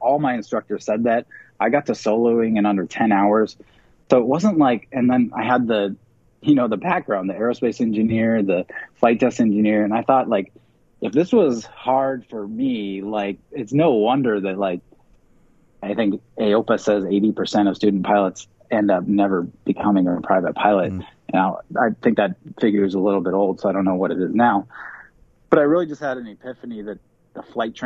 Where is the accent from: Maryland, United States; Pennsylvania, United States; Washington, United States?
Washington, United States; Seattle; also born or lived in Georgia; I'm originally from Seattle